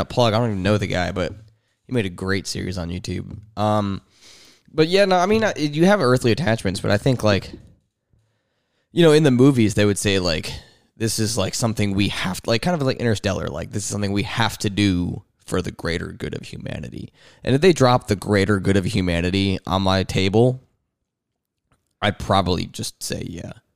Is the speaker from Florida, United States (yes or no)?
no; New Jersey, United States; moved away; I'm from Jersey